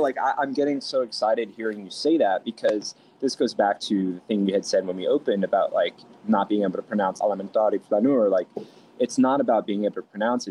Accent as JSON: {"language": "English", "town": "New York City", "region": "New York", "country": "United States", "tie": "born or raised there", "also_born_or_lived": "Roslyn Heights, Long Island, New York", "said": "I grew up in a town called Fresh Meadows in Queens, um, and then in New York, uh, and then I also moved to a town called Roslyn Heights in Long Island, uh, in New York"}